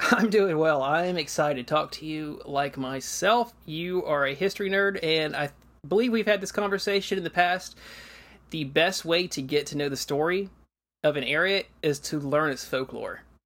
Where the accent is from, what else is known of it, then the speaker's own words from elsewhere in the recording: Georgia, United States; I grew up in Georgia, and I remember the eighth grade year was always the state history year